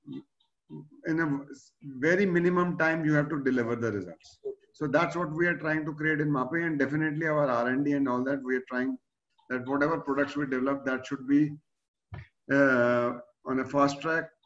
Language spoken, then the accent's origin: English; Delhi, India; I am from Delhi